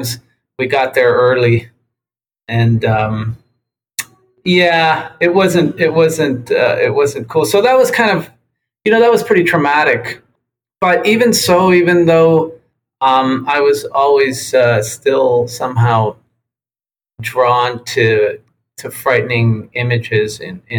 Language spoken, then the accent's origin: English; Tijuana, Baja California, Mexico; moved away; also born or lived in San Diego, United States; I grew up in Playas de Tijuana, Mexico, which is Baja California.